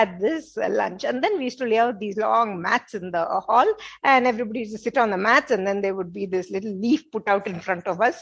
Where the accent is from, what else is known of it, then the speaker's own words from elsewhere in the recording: Bangalore, Karnataka, India; I grew up in Bangalore